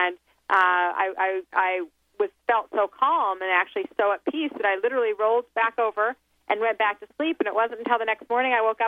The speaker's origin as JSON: {"language": "English", "town": "Salt Lake City", "region": "Utah", "country": "United States", "tie": "born or raised there", "said": "I came from Salt Lake City, Utah, is where I was raised"}